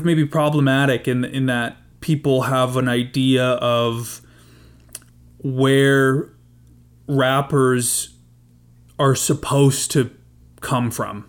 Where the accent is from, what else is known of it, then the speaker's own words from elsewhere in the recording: Canada; just being Canadian